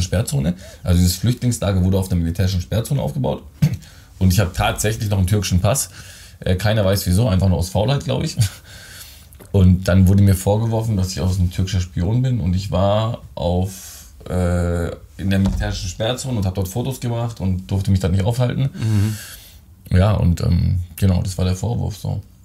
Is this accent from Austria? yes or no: no; Germany; Ich bin in Deutschland geboren, aber äh, die äh, südländischen Gene stecken noch in mir